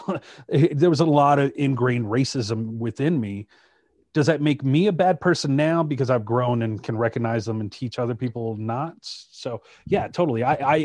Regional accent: Shreveport, Louisiana, United States; I grew up in Louisiana.

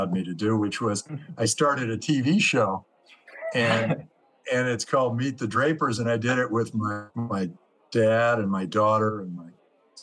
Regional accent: Silicon Valley, California, United States; I grew up in the Silicon Valley

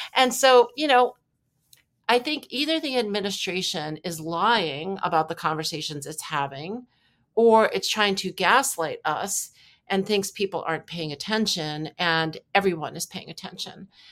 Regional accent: New York, United States; also born or lived in Wisconsin; I'm from New York.

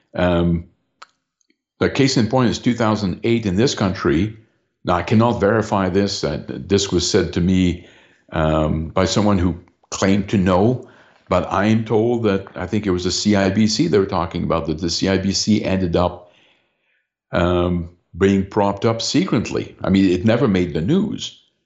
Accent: London, Ontario, Canada; my hometown here of London, Ontario

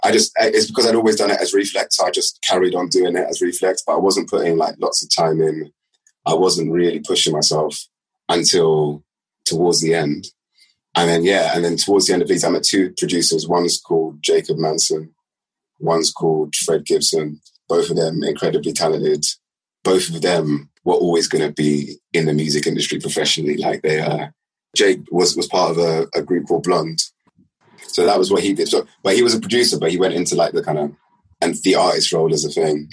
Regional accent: London, United Kingdom; I left West London

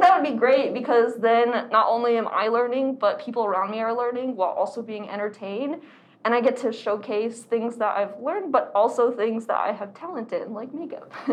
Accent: Arizona, United States; I am born and raised in Arizona

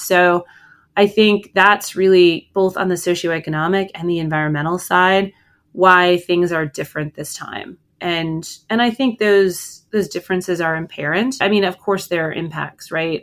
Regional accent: Bridger, Montana, United States; I grew up on a ranch in Bridger

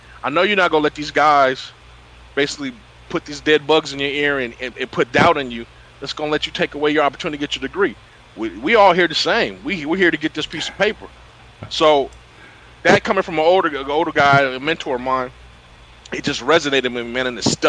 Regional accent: Freeport, California, United States; we were raised in Freeport. I lived in the gardens.

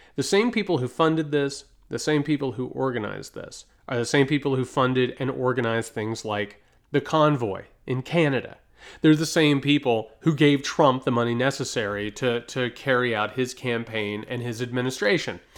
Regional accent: United States; as an American

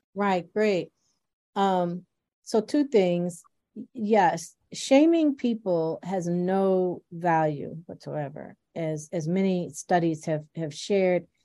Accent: Buffalo, New York, United States; also born or lived in Farmville, Virginia; I'm from rural Virginia, and uh, but I grew up in Buffalo

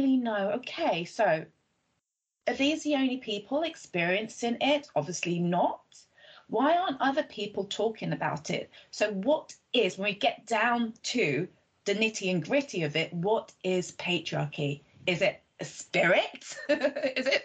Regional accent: Nigeria; I'm Nigerian

